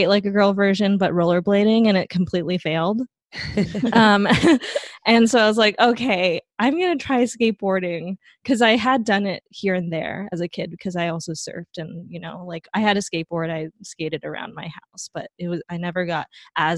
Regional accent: Taipei, Taiwan; moved away as an adult; also born or lived in Southern California; now in Bay Area, United States; So I grew up in Taipei, Taiwan. That's where most of my family lives. And I moved to the US in 2010

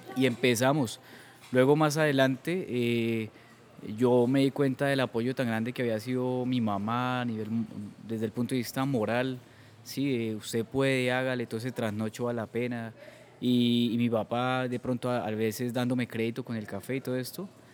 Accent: Eastern Colombia, Santander, Colombia; la única persona del Oriente Colombiano

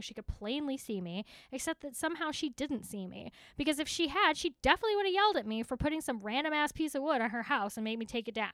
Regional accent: Texas, United States; accent: Texas; My Texas accent

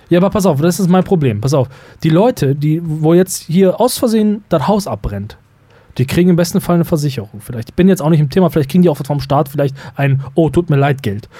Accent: North Rhine-Westphalia, Germany; bei uns im Niederrhein

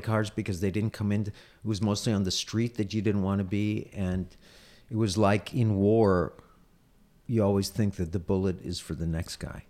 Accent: United States; as an American Jew

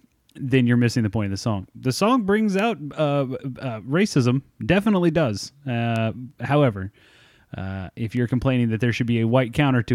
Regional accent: United States; born there; But, you know, I was born in America. I was born in this, you know, first world country.

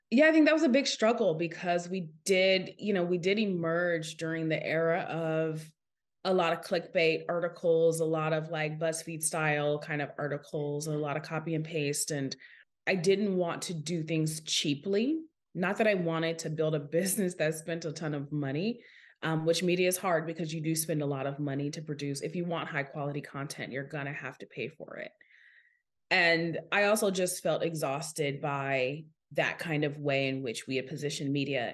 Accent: Seattle, Washington, United States; So, I'm originally from Seattle, Washington, and that's super relevant to my story because I grew up in the heart of a tech city

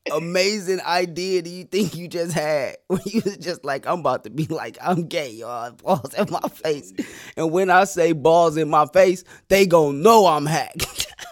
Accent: Flint, Michigan, United States; we are both from Flint

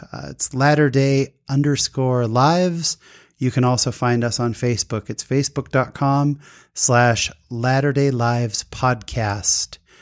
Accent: Utah, United States; I'm from Utah

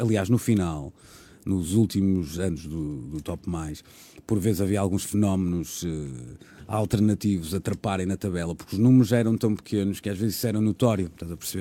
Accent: Porto, Norte, Portugal; moved away as an adult; also born or lived in Lisbon; Eu sou do Porto, trabalhava no Porto

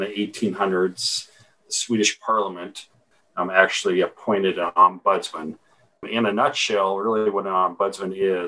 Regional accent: Helena, Montana, United States; I was born and raised in Montana, in Helena.

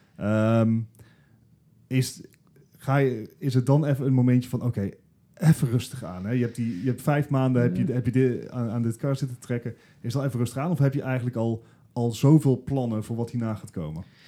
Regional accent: Eindhoven, North Brabant, Netherlands; Gijs, Leslie en ik zijn, zijn trotse Eindhovenaren

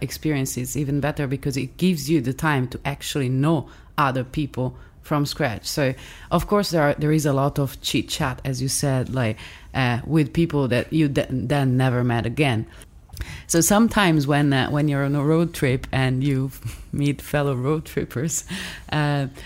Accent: Milan, Lombardy, Italy; accent: Italian; English is a second language; from Milan

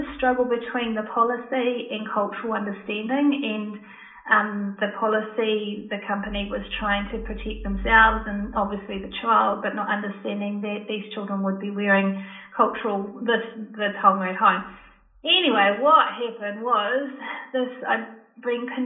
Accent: New Zealand; I'm Māori myself

